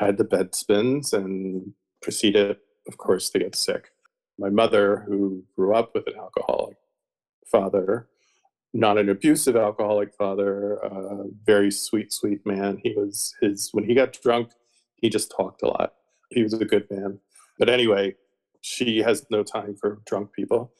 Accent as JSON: {"language": "English", "area": "outside of Philadelphia", "region": "Pennsylvania", "country": "United States", "tie": "born or raised there", "said": "I grew up actually outside of Philadelphia, the suburbs"}